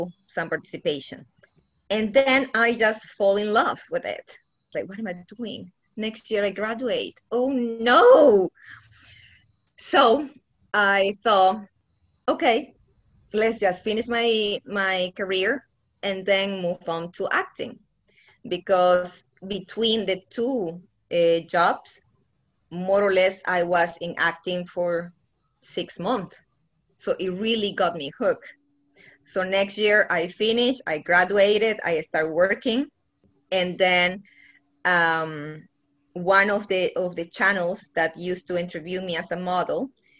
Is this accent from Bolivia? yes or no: yes; Bolivia; moved away as an adult; now in Los Angeles, United States; I'm from Bolivia. Well, I was 17 when I came here